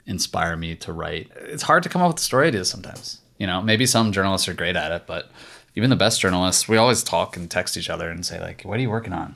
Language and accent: English; Virginia, United States; I'm from Virginia.